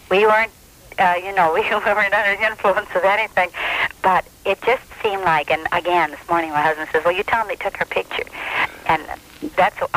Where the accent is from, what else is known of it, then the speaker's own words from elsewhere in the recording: Downriver, Michigan, United States; Um, I'm we're from Downriver, and we were driving along our little street here.